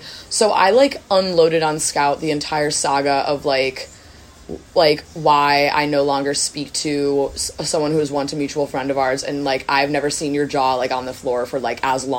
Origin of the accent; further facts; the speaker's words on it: United States; in Luxembourg especially, like, you are, like, glared at as an American.